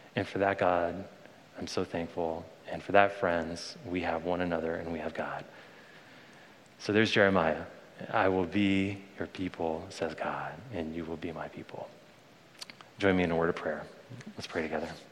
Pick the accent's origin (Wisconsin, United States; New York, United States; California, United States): California, United States; Bay Area; I was born in the Bay Area, and I grew up around here as a little kid